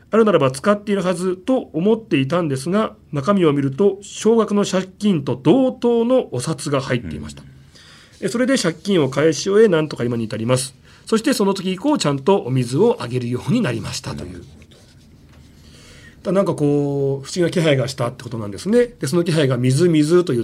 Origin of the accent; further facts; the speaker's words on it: Nagano, Japan; moved away; 地元長野なんですけど